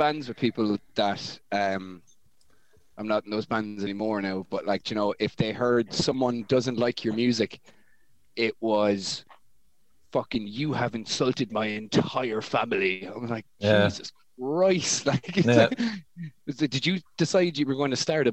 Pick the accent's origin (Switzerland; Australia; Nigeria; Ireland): Ireland; Kilkenny, Leinster; I love Kilkenny. And growing up in Kilkenny was class